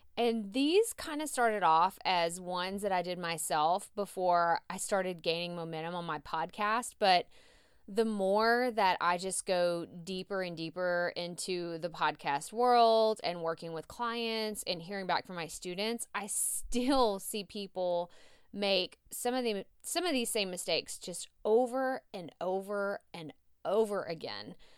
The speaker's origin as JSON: {"language": "English", "region": "Texas", "country": "United States", "accent": "southern, Texas drawl", "said": "my southern accent, my Texas draw"}